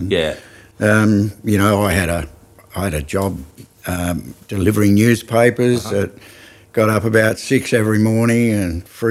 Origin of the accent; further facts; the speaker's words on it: Mildura, Victoria, Australia; also born or lived in Adelaide, South Australia; I was born here.